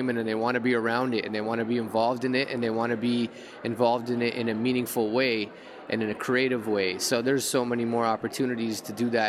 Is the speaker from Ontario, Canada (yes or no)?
yes; Toronto, Ontario, Canada; I grew up in Toronto in the 90s